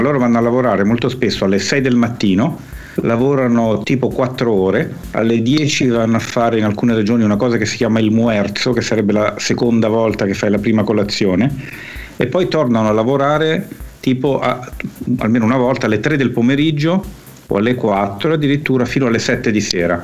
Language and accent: Italian; Milan, Lombardy, Italy; sono cresciuto a Milano. Eh, la mia famiglia è di origine eh, napoletana